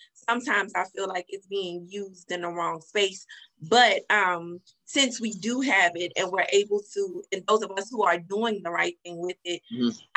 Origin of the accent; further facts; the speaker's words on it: New Orleans, Louisiana, United States; I'm born and raised in New Orleans. I'm a Southern girl, Creole.